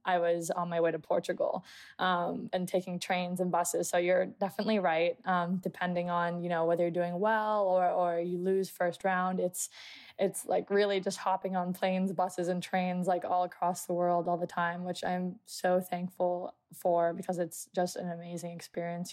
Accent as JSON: {"language": "English", "country": "United States", "said": "being an American"}